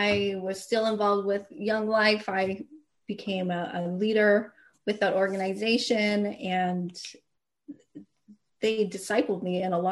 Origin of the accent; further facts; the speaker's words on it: Calgary, Alberta, Canada; now in Los Angeles, United States; musician growing up in Calgary